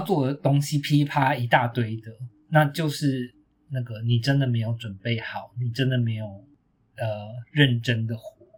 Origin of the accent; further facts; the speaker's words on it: Taiwan; 身为一个台湾人